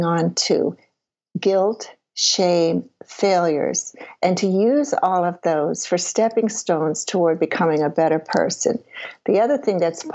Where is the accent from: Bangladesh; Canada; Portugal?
Canada; Prince Edward Island; I grew up in Prince Edward Island, Canada